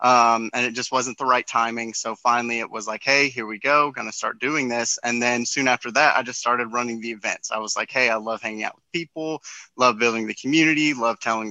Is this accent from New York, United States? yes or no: no; Winchester, Kentucky, United States; I'm from Winchester, Kentucky, which is right next to Lexington